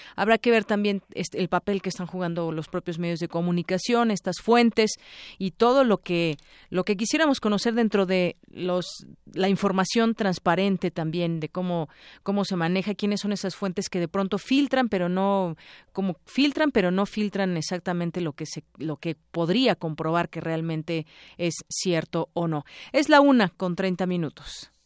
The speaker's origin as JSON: {"language": "Spanish", "country": "Mexico", "said": "como mexicanos"}